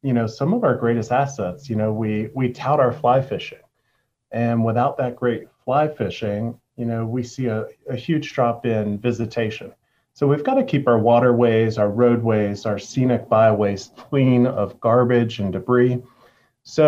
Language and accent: English; Jackson County, Western North Carolina, United States; I'm from Jackson County. I was born here. I grew up here